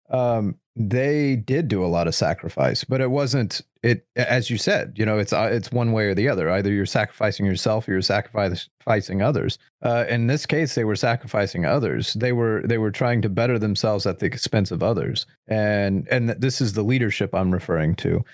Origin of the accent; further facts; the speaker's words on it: United States; as an American